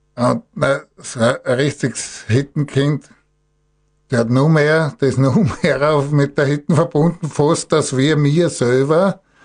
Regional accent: Gstatterboden, Styria, Austria; Ich bin ja in Gstadt Boden aufgewachsen, war in Gstadt der Boden Bauer

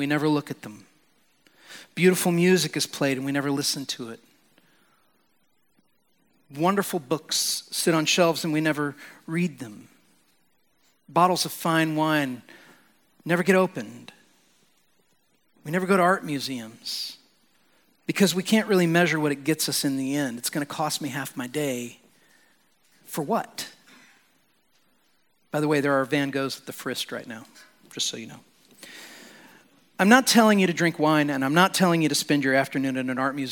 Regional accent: United States; As American Christians

